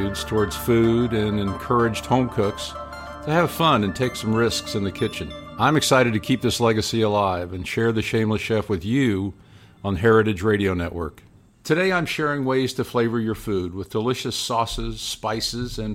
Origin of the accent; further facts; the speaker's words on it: New York, United States; moved away; also born or lived in Kansas City; I grew up in New York, so it was easy for my mom to get all those ingredients. But later we moved to Kansas City, and this was in the late 50s